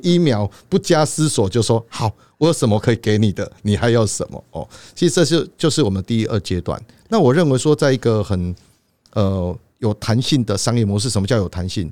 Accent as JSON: {"language": "Chinese", "country": "Taiwan", "said": "我们台湾人"}